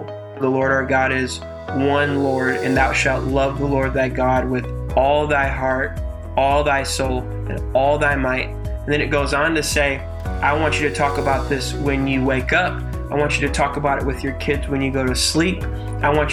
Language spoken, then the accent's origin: English; Battle Creek, Michigan, United States; now in Houston, United States; I grew up in the great state of Michigan, holler at you boy, pure Michigan, in a city called Battle Creek.